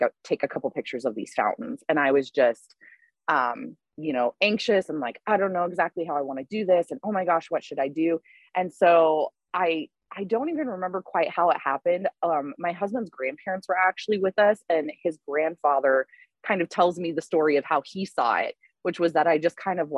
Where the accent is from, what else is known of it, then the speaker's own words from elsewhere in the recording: Southwest Colorado, United States; I grew up in Southwest Colorado